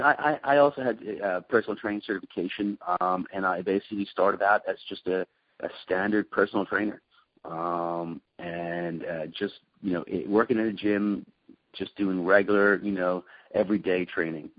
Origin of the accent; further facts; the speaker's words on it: Dublin, Leinster, Ireland; moved away as an adult; also born or lived in London; now in United States; I am from Dublin in Ireland, uh, and I have been in the United States since the year 2000.